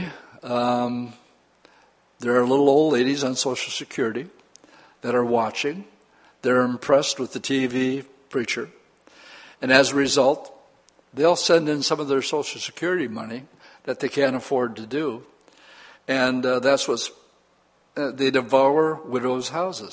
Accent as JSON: {"language": "English", "country": "United States"}